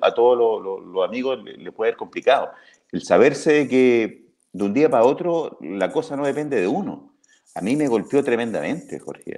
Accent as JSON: {"language": "Spanish", "town": "Talca", "region": "Maule", "country": "Chile", "tie": "born or raised there", "said": "me crié en Los Estelares, en mi, en mi casa, en Talca"}